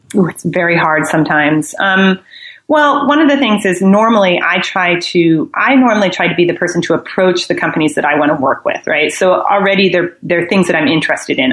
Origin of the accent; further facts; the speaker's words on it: Midwest, United States; moved away as an adult; also born or lived in New York; I think I'm from the Midwest originally, but I moved out. I moved all around the United States for my career